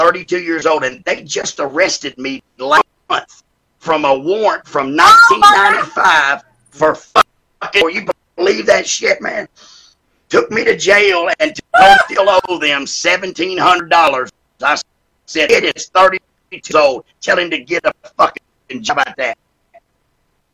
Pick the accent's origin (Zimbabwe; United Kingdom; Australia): Australia; Sydney, New South Wales; moved away; I was born in Sydney, Australia